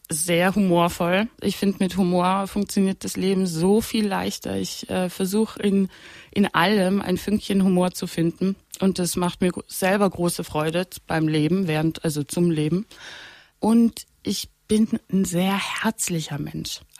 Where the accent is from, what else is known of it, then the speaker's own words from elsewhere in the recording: Austria; also born or lived in Italy / United States; weil ich bin in Österreich groß geworden, ich bin in Italien groß geworden, dann war ich in Kleinburn in den USA